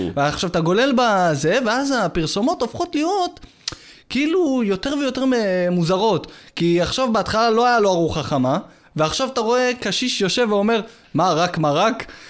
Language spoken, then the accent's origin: Hebrew; Yehud, Central District, Israel; also born or lived in Rishon LeZion; אני מפה. מיהוד